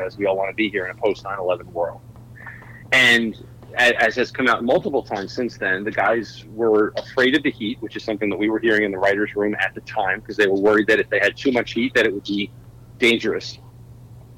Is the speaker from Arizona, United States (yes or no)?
no; New York, United States; I grew up, I'm from New York